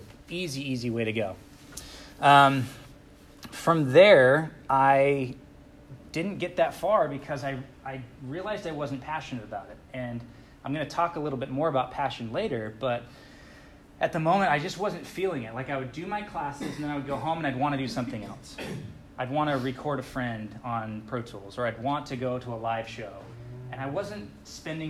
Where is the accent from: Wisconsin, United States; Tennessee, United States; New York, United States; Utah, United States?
Utah, United States; also born or lived in California; I'm actually from Utah